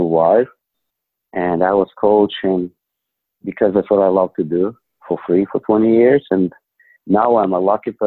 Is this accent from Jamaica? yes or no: no; Ukraine; English is a second language; moved away as an adult; now in United States; I'm from Ukraine.